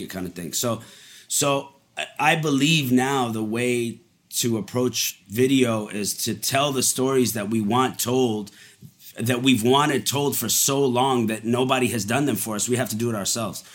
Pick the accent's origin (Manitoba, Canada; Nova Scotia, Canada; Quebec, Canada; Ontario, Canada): Quebec, Canada; Montreal; also born or lived in Dubai, United Arab Emirates; I was born in Dubai and then we moved to Montreal when I was five